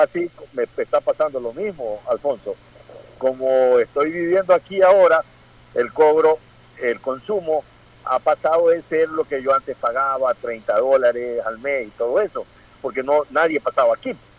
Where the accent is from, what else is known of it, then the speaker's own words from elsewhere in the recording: Ecuador; como ecuatoriano